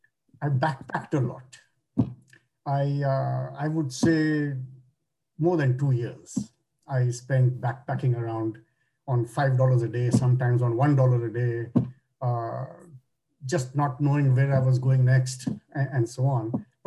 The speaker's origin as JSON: {"language": "English", "town": "Kolkata", "region": "West Bengal", "country": "India", "tie": "born or raised there", "lives_now": "Toronto, Canada", "said": "In India, in Calcutta."}